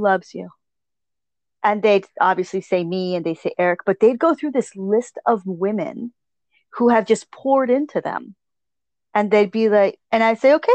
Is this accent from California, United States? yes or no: no; Connecticut, United States; how I was raised in Connecticut.